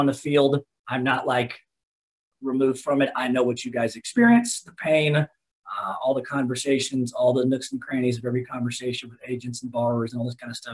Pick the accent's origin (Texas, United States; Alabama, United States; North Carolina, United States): Texas, United States; Dallas; also born or lived in Lubbock, Texas; born and raised in Dallas